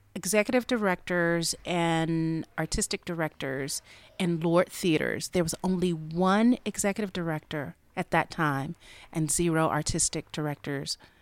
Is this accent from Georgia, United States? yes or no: yes; Albany, Georgia, United States; moved away as an adult; also born or lived in Atlanta, Georgia; now in Dallas, United States; I'm originally from Albany, Georgia